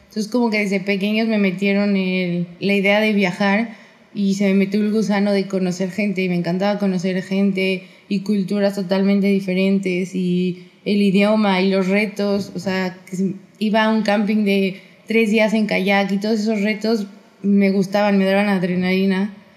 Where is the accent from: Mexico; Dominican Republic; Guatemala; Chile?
Mexico; mexicana libanesa